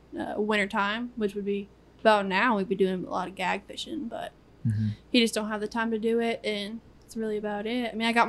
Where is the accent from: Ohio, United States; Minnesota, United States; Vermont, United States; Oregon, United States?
Minnesota, United States; moved away; Yeah, I didn't grow up doing it. My family did, though, up north. I'm from Minnesota. So up north, they do all that type of stuff up there.